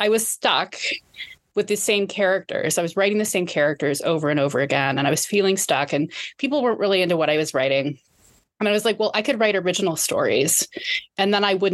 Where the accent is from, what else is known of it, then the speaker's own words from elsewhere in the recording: United States; I am obviously American